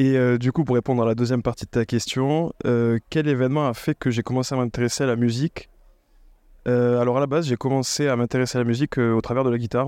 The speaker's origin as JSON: {"language": "French", "town": "Toulouse", "region": "Occitania", "country": "France", "said": "je suis originaire de Toulouse"}